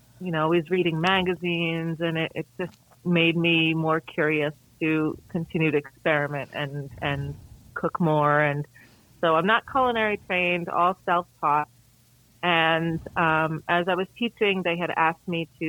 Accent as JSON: {"language": "English", "region": "New York", "country": "United States", "tie": "born or raised there", "moved": "as an adult", "lives_now": "Columbia, South Carolina, United States", "said": "I'm originally from New York, just outside the city"}